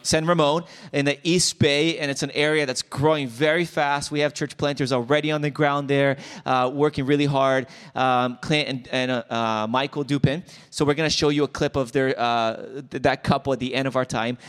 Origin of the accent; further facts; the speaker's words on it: Brazil; now in United States; I'm from Brazil